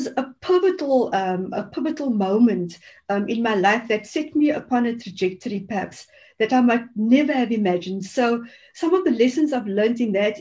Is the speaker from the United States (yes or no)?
no; Cape Town, Western Cape, South Africa; growing up in the Cape Flats was very tough and still is for many people there.